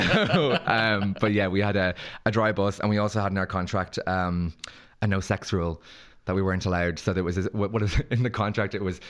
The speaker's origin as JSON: {"language": "English", "country": "Ireland", "said": "we're Irish"}